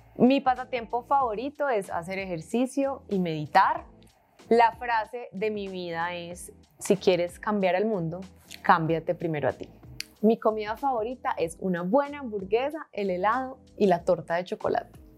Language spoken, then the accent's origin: Spanish; Medellín, Antioquia, Colombia; Nací en Medellín en 1991